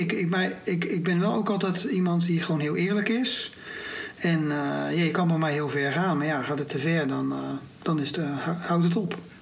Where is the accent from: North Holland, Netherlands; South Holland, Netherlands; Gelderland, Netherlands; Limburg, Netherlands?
South Holland, Netherlands; Rotterdam; also born or lived in Barendrecht; ik ben toch echt opgegroeid in Rotterdam-Zuid, in de wijk Feyenoord